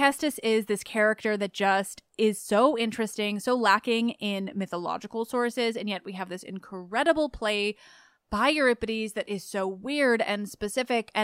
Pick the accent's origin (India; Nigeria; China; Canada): Canada; As a Canadian